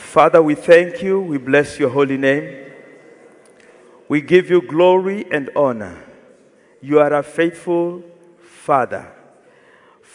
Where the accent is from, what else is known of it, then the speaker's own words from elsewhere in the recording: Kenya; moved away; I'm from Kenya.